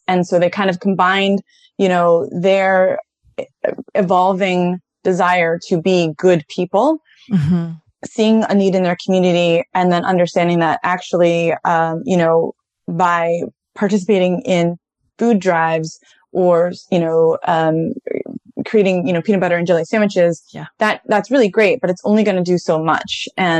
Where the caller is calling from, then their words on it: Washington, District of Columbia, United States; I am in Northeast DC, Washington, DC.